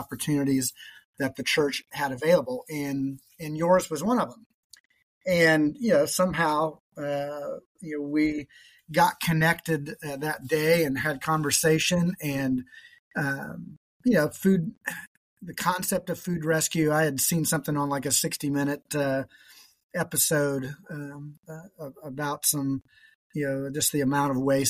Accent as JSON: {"language": "English", "town": "Indianapolis", "region": "Indiana", "country": "United States", "tie": "born or raised there", "moved": "as an adult", "lives_now": "Columbus, United States", "said": "I grew up and worked in Indianapolis"}